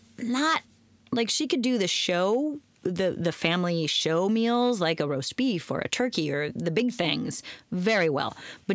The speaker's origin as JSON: {"language": "English", "town": "Portland", "region": "Oregon", "country": "United States", "tie": "born or raised there", "also_born_or_lived": "Philadelphia", "moved": "as an adult", "said": "I grew up in Portland, home of roasters, right?"}